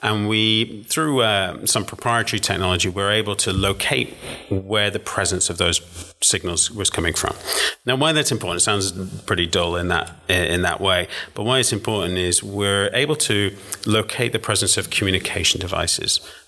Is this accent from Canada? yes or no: no; England, United Kingdom; also born or lived in Luxembourg; now in Washington, D.C., United States; I am English, yeah.